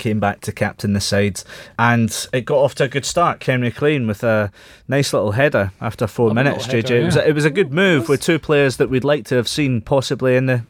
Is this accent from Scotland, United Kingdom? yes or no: yes; Scotland, United Kingdom; we are Scottish